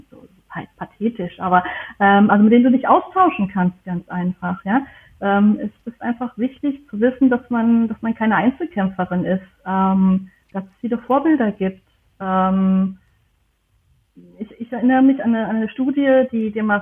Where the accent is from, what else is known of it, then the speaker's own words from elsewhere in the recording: Germany; ich komme aus